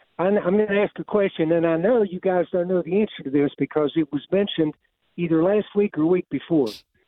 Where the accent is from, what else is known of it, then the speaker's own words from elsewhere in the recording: Charleston, West Virginia, United States; moved away as an adult; also born or lived in Huntington, West Virginia; now in Columbus, United States; Well, I grew up in Charleston. Well, I never did grow up. I was raised in Charleston, born in Huntington, and then moved to Columbus in 78. I've been there ever since.